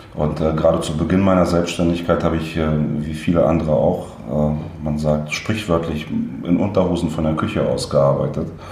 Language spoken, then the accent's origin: German; Berlin, Germany; also born or lived in Leningrad, Russia; bin in Westberlin ähm, aufgewachsen